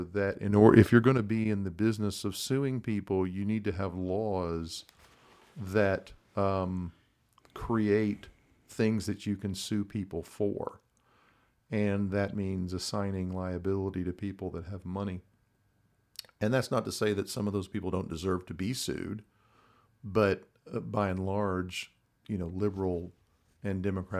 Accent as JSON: {"language": "English", "region": "Texas", "country": "United States", "tie": "born or raised there", "said": "I'm a native Texan, was born and raised in the North Texas area, grew up in, you know, bedroom community suburbs, went to college and law school in Texas"}